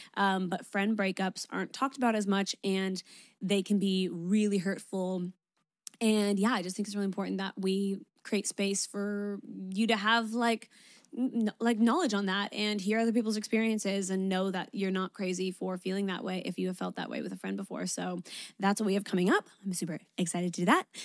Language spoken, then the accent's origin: English; Canada; moved away as an adult; now in Sydney, Australia; I'm Canadian